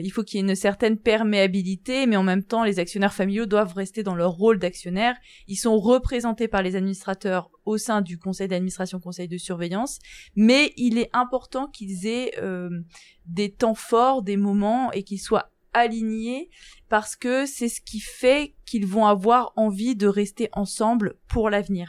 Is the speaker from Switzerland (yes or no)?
no; Guérande, Brittany, France; moved away as an adult; now in Lille, France; Je suis originaire de, de Bretagne, plus précisément de, de Guérande